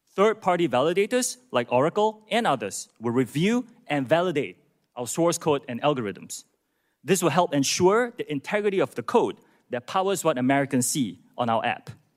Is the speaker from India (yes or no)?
no; Singapore; moved away as an adult; also born or lived in United Kingdom / United States; I'm from Singapore. That's where I was born, that's where my parents. And after serving in Singapore's military